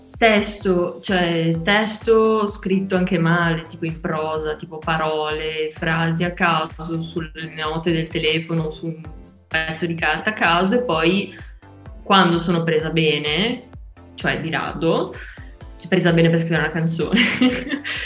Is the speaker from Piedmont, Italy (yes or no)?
no; Genoa, Liguria, Italy; ho 22 anni e vengo da Genova